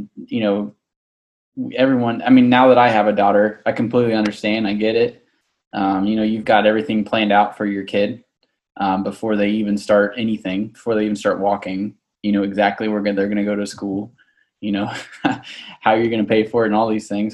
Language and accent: English; Orange Park, Florida, United States; I was born in Orange Park, right down the road from First Baptist Orange Park in 1991